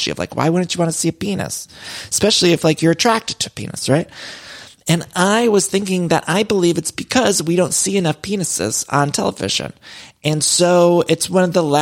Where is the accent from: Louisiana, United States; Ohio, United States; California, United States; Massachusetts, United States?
Ohio, United States; Cleveland; I'm from Cleveland.